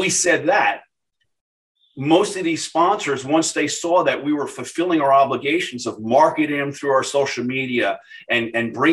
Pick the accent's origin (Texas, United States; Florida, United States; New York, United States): Florida, United States; Boca Raton; my hometown here in Boca